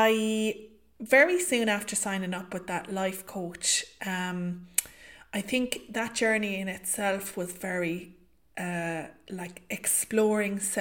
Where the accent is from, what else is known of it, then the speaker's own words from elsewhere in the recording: County Limerick, Munster, Ireland; I am from County Limerick here in Ireland.